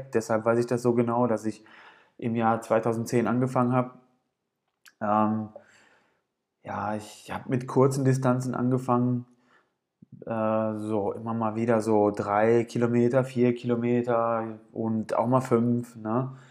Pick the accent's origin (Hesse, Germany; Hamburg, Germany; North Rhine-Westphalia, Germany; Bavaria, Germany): North Rhine-Westphalia, Germany; Gelsenkirchen; am 17. Mai diesen Jahres sollte im Ruhrgebiet in Gelsenkirchen, ich bin aus Gelsenkirchen, ähm, sollte der Viva West Marathon stattfinden.